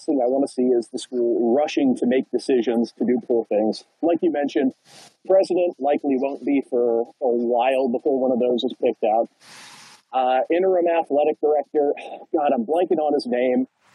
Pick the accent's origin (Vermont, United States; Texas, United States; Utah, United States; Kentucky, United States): Kentucky, United States; Northern; I grew up in Northern Kentucky